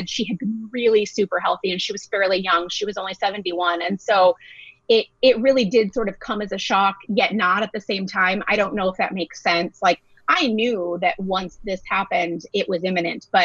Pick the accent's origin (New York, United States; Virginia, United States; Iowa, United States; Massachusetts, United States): Iowa, United States; moved away as an adult; now in Southern California, United States; I am originally from Iowa